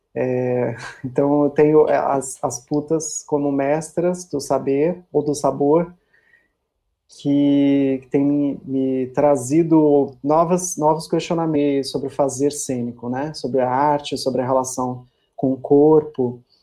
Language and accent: Portuguese; São Paulo, Brazil; moved away as an adult; now in Porto Seguro, Brazil; eu sou de São Paulo, né? Minha vida toda praticamente morei lá